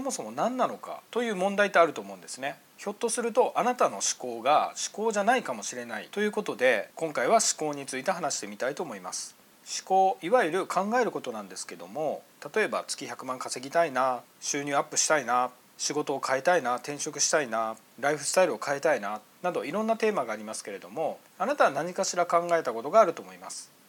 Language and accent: Japanese; Miyazaki, Japan; moved away; 僕の地元宮崎でもありますし